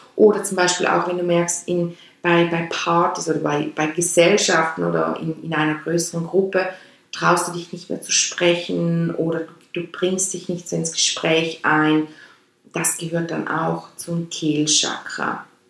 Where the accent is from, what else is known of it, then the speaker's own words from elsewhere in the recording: Switzerland; accent: Swiss German; first language Swiss German; German is a second language; Meine Muttersprache ist meines Erachtens Schweizerdeutsch. Obwohl ja bei uns Schweizern, die Schweizerdeutsch als Muttersprache haben